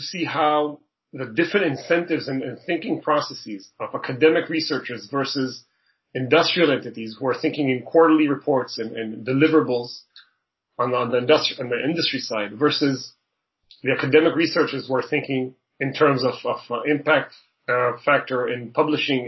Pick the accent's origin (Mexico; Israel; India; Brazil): Israel; moved away as an adult; now in Toronto, Canada; I was born and raised in Israel